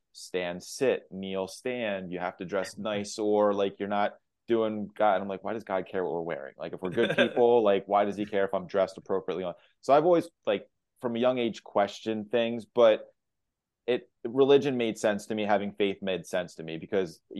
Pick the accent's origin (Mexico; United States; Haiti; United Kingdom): United States; Lancaster, Pennsylvania; born and raised in Lancaster, middle-class family.